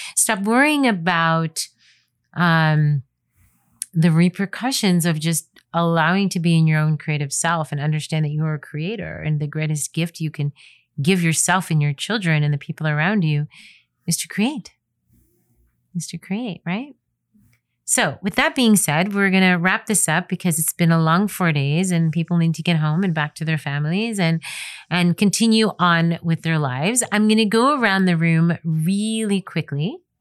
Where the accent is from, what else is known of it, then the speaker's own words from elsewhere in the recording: United States; I'm an American photographer